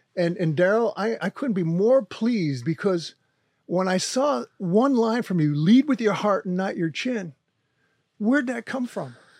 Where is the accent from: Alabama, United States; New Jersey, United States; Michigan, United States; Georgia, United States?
New Jersey, United States; Wayne; also born or lived in Forge, New Jersey; I grew up in New Jersey in the Italian neighborhood